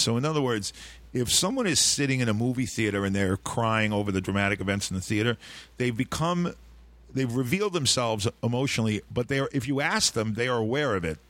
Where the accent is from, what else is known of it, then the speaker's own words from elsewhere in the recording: New York City, New York, United States; I grew up in Sheepshead Bay, a small fishing village